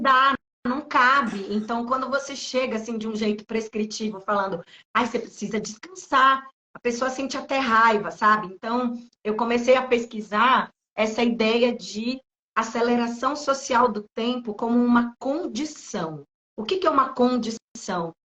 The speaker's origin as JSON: {"language": "Portuguese", "town": "Recife", "region": "Pernambuco", "country": "Brazil", "tie": "born or raised there", "moved": "yes", "lives_now": "São Paulo, Brazil", "said": "nasci em Recife, vim morar em São Paulo"}